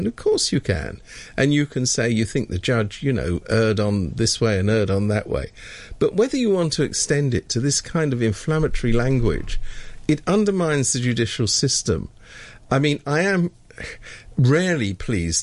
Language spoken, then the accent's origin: English; United Kingdom; being British